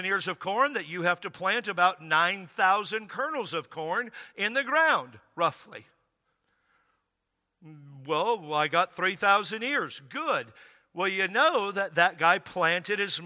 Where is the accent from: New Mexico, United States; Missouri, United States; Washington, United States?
Washington, United States; I grew up in Washington State